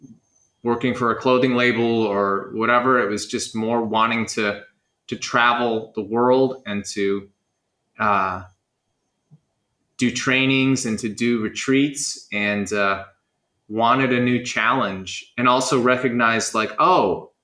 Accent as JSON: {"language": "English", "town": "Chicago", "region": "Illinois", "country": "United States", "also_born_or_lived": "Los Angeles", "moved": "yes", "lives_now": "Bali, Indonesia", "said": "I'm from Chicago. I moved to Los Angeles and spent 10 years in Los Angeles"}